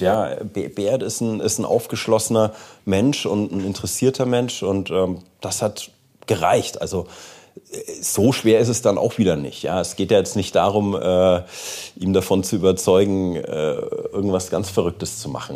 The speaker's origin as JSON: {"language": "German", "country": "Germany", "said": "selber als Deutscher"}